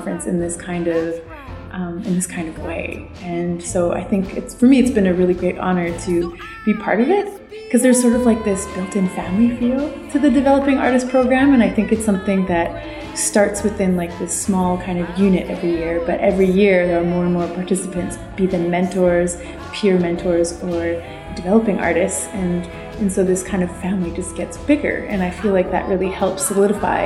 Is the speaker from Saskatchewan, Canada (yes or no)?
yes; Saskatchewan, Canada; I am a Francophone from Saskatchewan